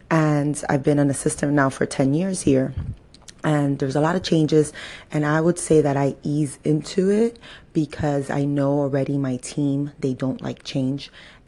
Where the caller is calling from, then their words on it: Miami, Florida, United States; I'm calling from Miami, Florida.